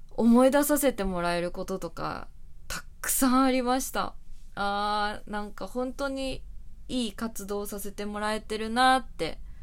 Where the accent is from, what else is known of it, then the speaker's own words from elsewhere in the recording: Chofu, Tokyo, Japan; まあ私の地元の調布も